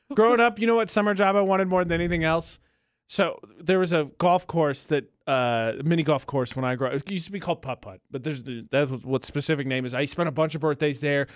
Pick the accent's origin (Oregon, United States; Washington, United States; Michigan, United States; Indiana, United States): Indiana, United States; moved away; my home state of Indiana